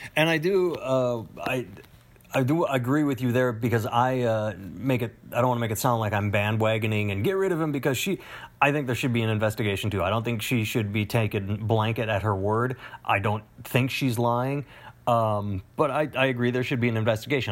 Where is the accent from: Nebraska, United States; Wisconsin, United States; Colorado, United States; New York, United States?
Wisconsin, United States; I'm from Wisconsin